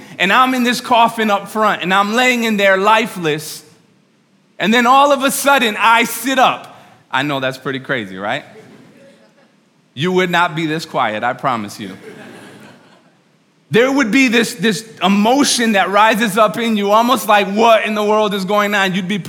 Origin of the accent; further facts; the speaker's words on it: New York, United States; By the way, I'm from New York. You can talk back to me, all right?